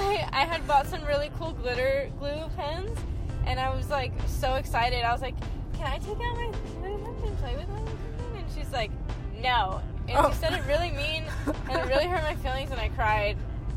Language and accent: English; Indio, California, United States; In Indio.